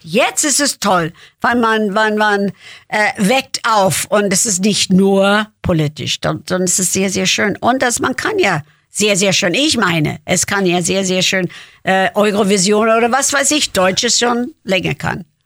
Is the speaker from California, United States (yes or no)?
no; Lansdale, Pennsylvania, United States; German is a second language; now in Germany; Geburtstag ist Lansdale, Pennsylvania